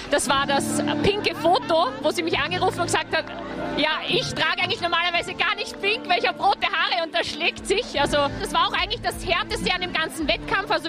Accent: Kitzbühel, Tyrol, Austria; vom Special Book Team. Wir sind aus Kitzbühel.

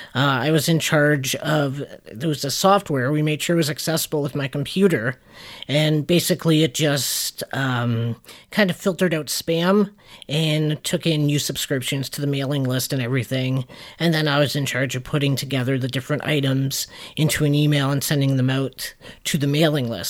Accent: Canada; we're Canadian

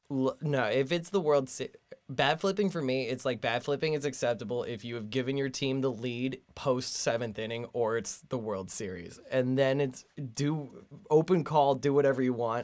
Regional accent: New Jersey, United States; I am from Jersey on the other c, side of the city

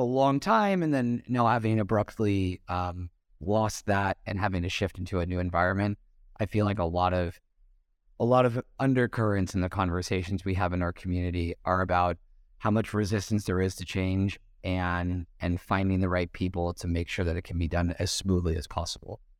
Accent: United States; moved away as an adult; an American who's been living outside the U S for a while

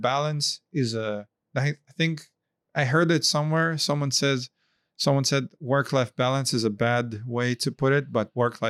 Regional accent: Japan; I'm coming from Japan, the Ikigai.

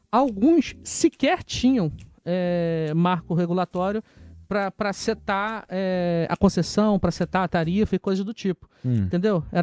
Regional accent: Niterói, Rio de Janeiro, Brazil; Eu sou de Niterói.

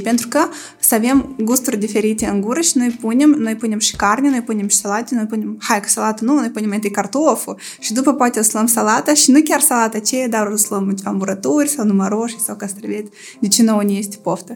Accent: Moldova

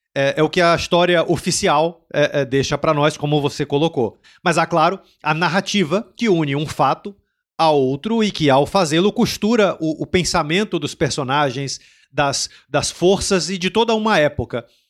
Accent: Brazil; now in Portugal; eu senti como brasileiro, que eu, é muito curioso que eu senti quando eu cheguei aqui em Portugal

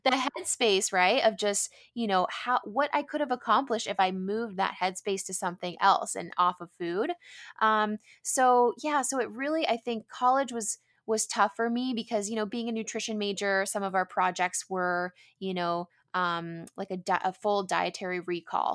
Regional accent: San Diego, California, United States; I grew up in San Diego, which is where I am currently

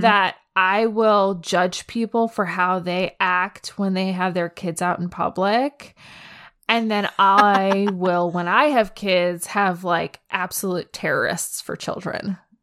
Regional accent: United States; I'm an American kid

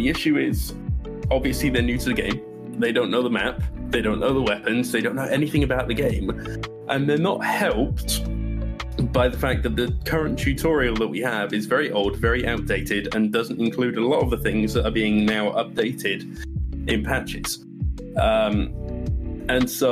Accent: England, United Kingdom; accent: English; moved away as an adult; also born or lived in Scotland / Florida; now in United States; I am originally born and raised in England until I was about 18. I moved to Scotland for 3 years

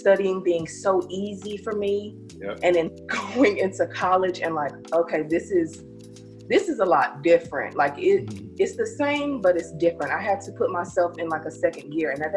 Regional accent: North Carolina, United States; moved away as an adult; now in Atlanta, United States; I'm originally from North Carolina. I moved here with my job. You know, they moved me out here to the good city of Atlanta

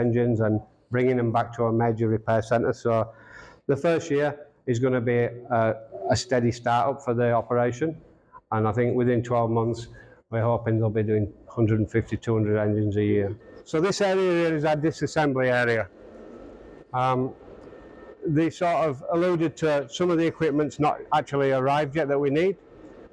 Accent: Australia; also born or lived in Brisbane, Australia; I'm from Australia

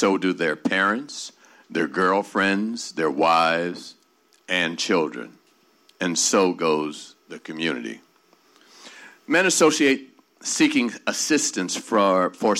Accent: Bahamas; I'm from the Bahamas

